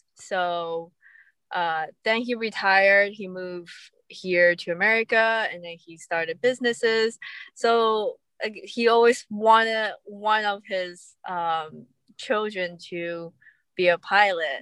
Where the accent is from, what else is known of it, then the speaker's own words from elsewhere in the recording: California, United States; I'm from California